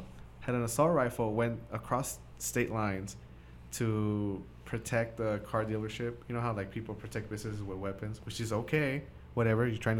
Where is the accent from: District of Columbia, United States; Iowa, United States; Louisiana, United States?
District of Columbia, United States; Washington; Because I say I'm from Washington.